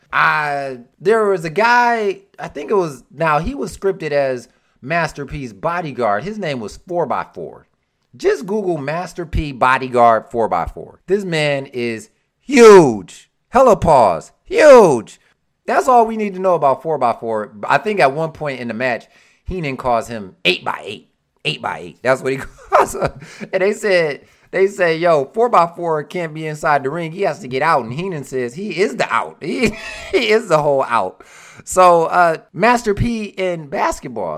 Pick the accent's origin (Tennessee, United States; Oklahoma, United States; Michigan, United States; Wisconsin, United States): Michigan, United States; Detroit; I'm from Detroit